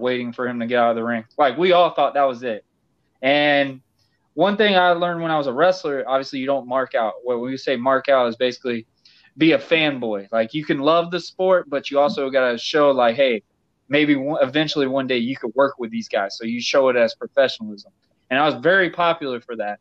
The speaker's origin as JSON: {"language": "English", "town": "Yulee", "region": "Florida", "country": "United States", "tie": "born or raised there", "also_born_or_lived": "Fernandina Beach, Florida", "said": "my hometown area in Fernandina, where I lived in Yulee"}